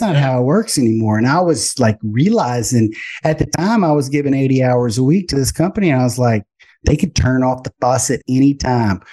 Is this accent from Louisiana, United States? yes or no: yes; Baton Rouge, Louisiana, United States; I'm from Baton Rouge, Louisiana, went to LSU for finance